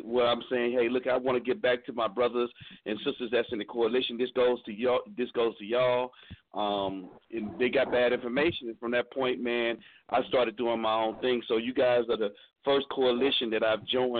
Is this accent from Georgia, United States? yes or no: yes; Atlanta, Georgia, United States; Atlanta, man. My hometown